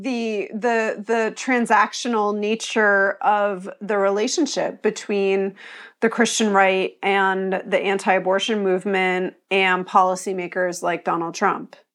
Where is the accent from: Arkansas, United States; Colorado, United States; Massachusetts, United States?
Massachusetts, United States; Pioneer Valley; also born or lived in Long Island, New York; I was born in New York, and, uh, lived on Long Island until I was about eleven, and then, um, we moved to the Pioneer Valley in Massachusetts, and so I was sort of raised in a community with a lot of college towns